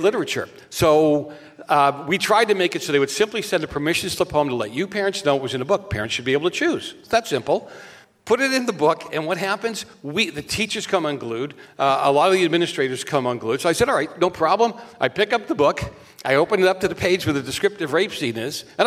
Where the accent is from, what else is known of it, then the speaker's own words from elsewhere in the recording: Boston, Massachusetts, United States; now in California, United States; I'm from Boston